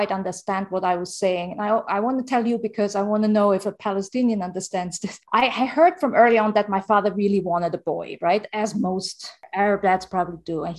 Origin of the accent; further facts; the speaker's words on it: Germany; first language German and Arabic; English is a second language; moved away; also born or lived in Jordan / Los Angeles; growing up in Germany first. I learned German and Arabic at the same time